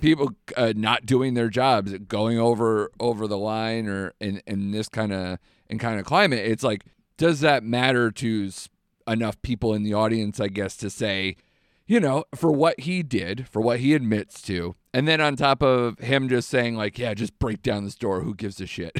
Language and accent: English; United States; I'm an American